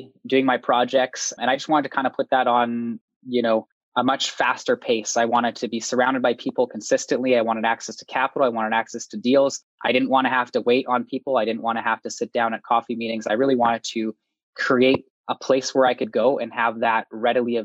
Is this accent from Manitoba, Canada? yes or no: yes; Winnipeg, Manitoba, Canada; I'm from Winnipeg, Manitoba